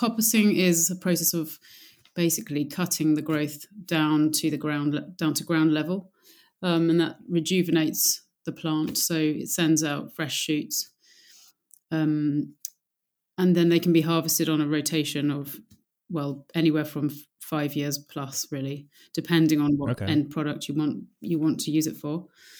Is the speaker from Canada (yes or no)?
no; South East England, United Kingdom; now in South coast, United Kingdom; I'm not originally from the south coast. I'm from Oxfordshire, which is much more inland.